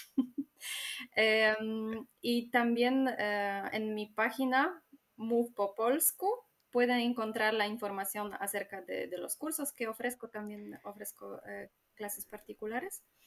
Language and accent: Spanish; Warmian-Masurian Voivodeship, Poland; Spanish is a second language; noreste de Polonia, de Masuria.